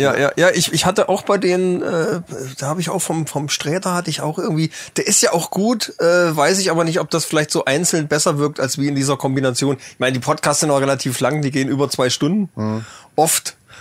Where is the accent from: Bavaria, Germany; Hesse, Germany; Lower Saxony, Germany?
Hesse, Germany; northeast; accent: northeast Hessian; unser nordosthessische Dialekt